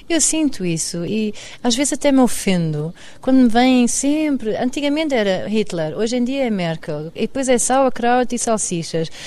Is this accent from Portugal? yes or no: yes; Cascais, Lisbon, Portugal; moved away as an adult; also born or lived in Lahr, Germany; eu sou alemã de Cascais